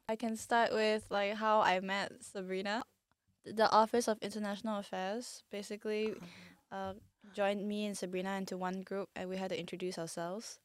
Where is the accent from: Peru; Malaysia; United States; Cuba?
Malaysia; I'm from Malaysia